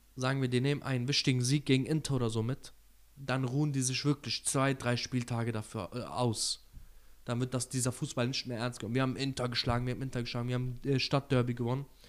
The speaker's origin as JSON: {"language": "German", "country": "Turkey", "said": "als Türke"}